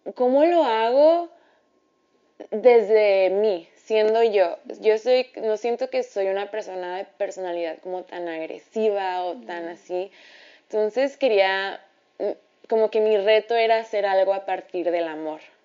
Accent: Ciudad Juárez, Chihuahua, Mexico; moved away as an adult; now in Mexico City, Mexico; me regresé a Ciudad Juárez

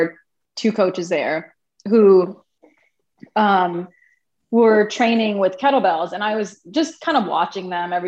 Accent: Alexandria, Virginia, United States; also born or lived in Brooklyn, New York; I grew up in Alexandria, so I'm local

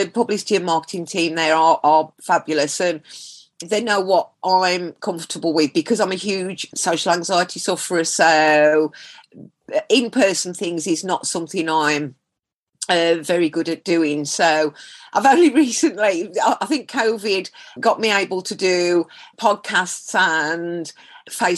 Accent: Black Country, West Midlands, United Kingdom; accent: Black Country; People know you come from the black country

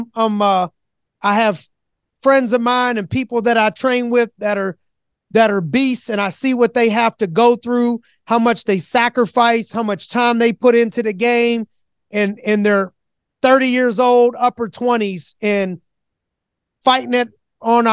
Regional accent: Youngstown, Ohio, United States; I grew up in Youngstown

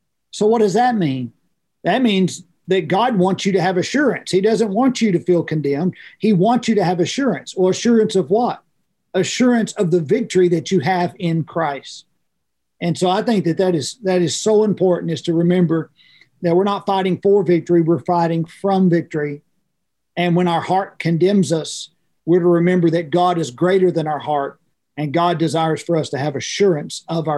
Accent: Oklahoma, United States; I grew up in farm and ranch life. That's how I grew up as a kid.

